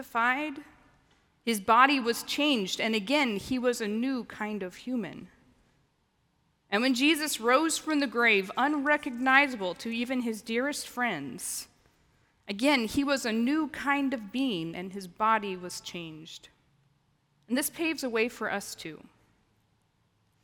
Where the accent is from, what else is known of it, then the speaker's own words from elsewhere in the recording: the Ozarks, United States; moved away; I grew up in the Ozarks